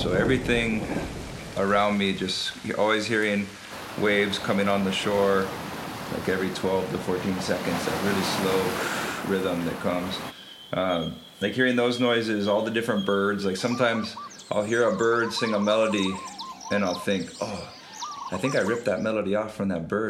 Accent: Hawaii, United States; growing up here, I was born in Hawaii

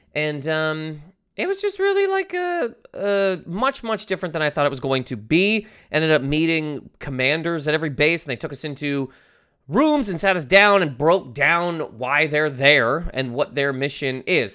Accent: Canada; I'm Canadian.

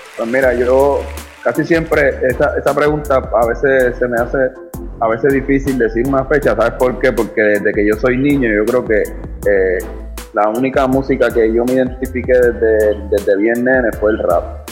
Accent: Carolina, Puerto Rico; also born or lived in New York; yo empecé a juntarme con los chamaquitos, los muchachos de, Carolina, y llegué a ir a, Viernes de Rap siendo un niño

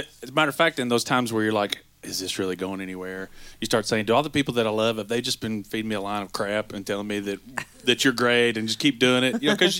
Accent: Breckinridge County, Kentucky, United States; We are from Breckinridge County, Kentucky.

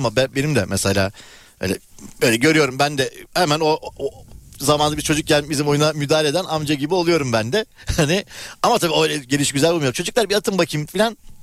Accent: Turkey; ben Ulus'ta büyüdüm

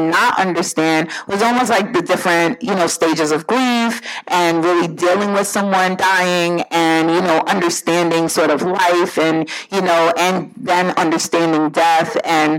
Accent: New York City, New York, United States; also born or lived in Jamaica; growing up, again, in Brooklyn, New York

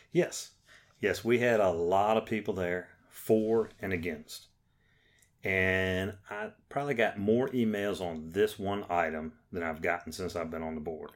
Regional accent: James City County, Virginia, United States; I come from James City County.

